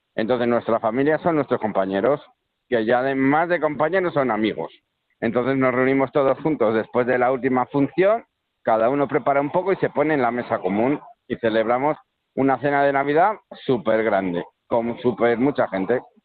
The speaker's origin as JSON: {"language": "Spanish", "town": "Valladolid", "region": "Castile and León", "country": "Spain", "tie": "born or raised there", "said": "yo soy de Valladolid"}